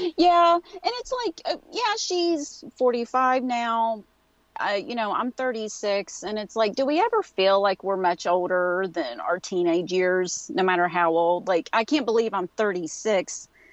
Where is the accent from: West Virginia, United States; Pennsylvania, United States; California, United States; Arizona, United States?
West Virginia, United States; accent: Appalachian; I live in West Virginia. This is um, where I grew up